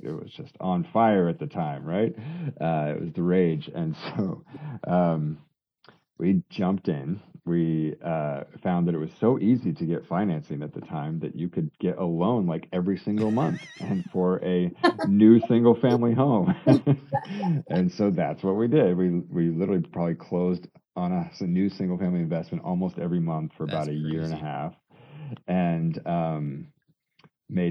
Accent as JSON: {"language": "English", "region": "Colorado", "country": "United States", "tie": "born or raised there", "moved": "as an adult", "said": "a Colorado boy coming to the Northeast"}